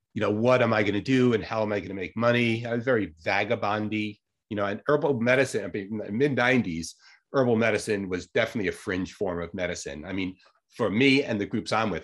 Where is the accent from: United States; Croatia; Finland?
United States; Long Island, New York; moved away as an adult; also born or lived in Santa Cruz, California; now in Ithaca, United States; I grew up in Long Island, New York, very suburban